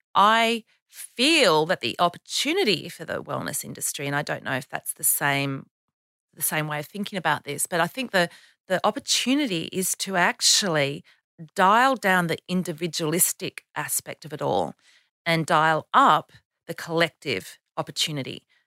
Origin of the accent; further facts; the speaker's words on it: Canberra, Australian Capital Territory, Australia; Canberra, which is my hometown